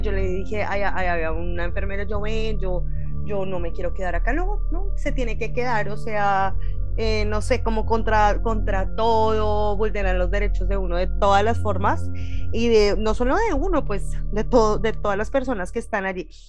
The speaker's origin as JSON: {"language": "Spanish", "country": "Colombia", "also_born_or_lived": "Ecuador", "moved": "as an adult", "lives_now": "Miami, United States", "said": "todos los que salimos de Colombia"}